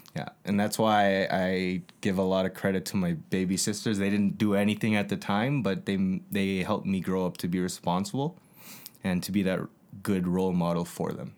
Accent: Calgary, Alberta, Canada; born and raised, like J Mo said, I was born at, uh, in Calgary

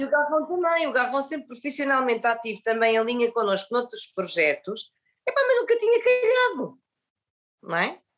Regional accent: Vila Real de Santo António, Algarve, Portugal; moved away; sou de Vila de Santo António e já estou cá há muitos anos

